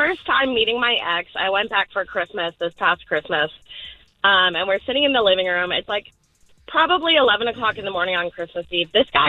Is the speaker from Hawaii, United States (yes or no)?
yes; Hawaii, United States; now in Fall River, United States; I'm originally from Hawaii.